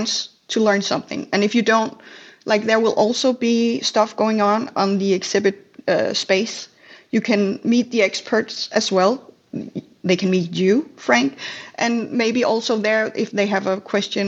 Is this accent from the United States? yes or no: no; Denmark; I'm from Denmark.